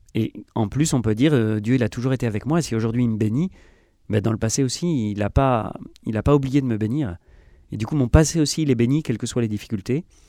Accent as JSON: {"language": "French", "country": "France", "said": "si on est français"}